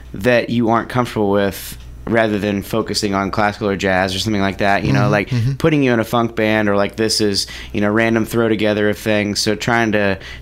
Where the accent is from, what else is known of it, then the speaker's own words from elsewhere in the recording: Kirksville, Missouri, United States; also born or lived in Minnesota; now in Columbia, United States; I grew up in Kirksville, Missouri